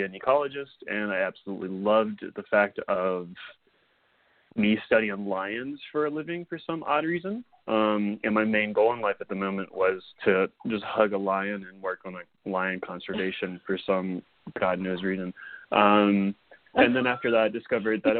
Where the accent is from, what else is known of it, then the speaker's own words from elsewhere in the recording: St. Francisville, Louisiana, United States; I'm originally from Louisiana. I grew up in a very small town called St. Francisville.